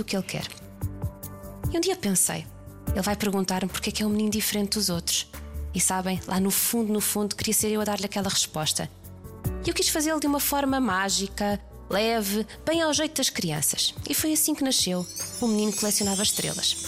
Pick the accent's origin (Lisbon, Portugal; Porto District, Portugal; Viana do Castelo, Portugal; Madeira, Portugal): Lisbon, Portugal; nasci em Lisboa